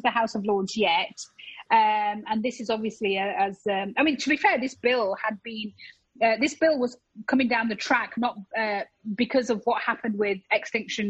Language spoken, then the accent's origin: English; United Kingdom; I am proudly British